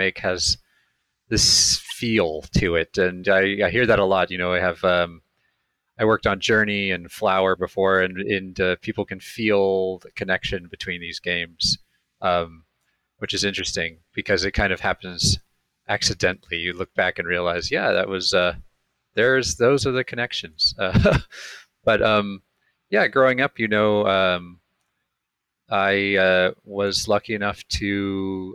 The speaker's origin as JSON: {"language": "English", "town": "Ojai", "region": "California", "country": "United States", "tie": "born or raised there", "lives_now": "Los Angeles, United States"}